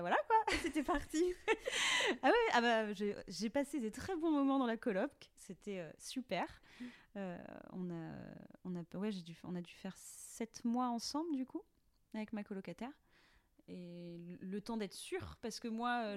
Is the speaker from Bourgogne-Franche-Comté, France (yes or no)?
no; Langrolais-sur-Rance, Brittany, France; je viens de Langrolais sur Rance, euh, qui est un petit village de huit cents habitants